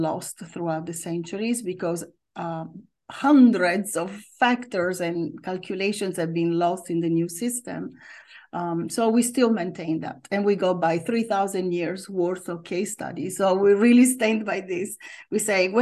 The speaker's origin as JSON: {"language": "English", "area": "near Milan", "region": "Lombardy", "country": "Italy", "tie": "born or raised there", "also_born_or_lived": "Rome, Italy", "moved": "as an adult", "lives_now": "United States", "said": "So I was born in Italy in the north and I lived in Rome for a long time, always in the summer. But I grew up near Milan."}